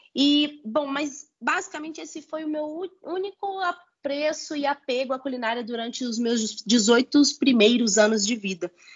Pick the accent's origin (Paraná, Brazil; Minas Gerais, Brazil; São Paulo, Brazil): Minas Gerais, Brazil; Belo Horizonte; sou mineira de Belo Horizonte, filha de pais baianos, nascidos no sertão da Bahia, em Caetité.